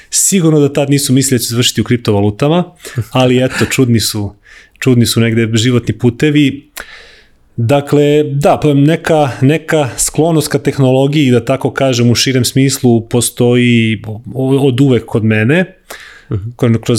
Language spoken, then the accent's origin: Croatian; Serbia; zato što si mhm. iz Srbije, to jest iz Jugoslavije tada.